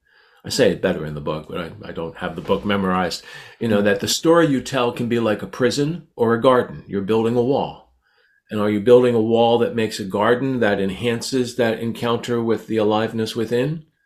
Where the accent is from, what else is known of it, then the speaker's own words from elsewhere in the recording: Canada; I'm so Canadian, I now say Z.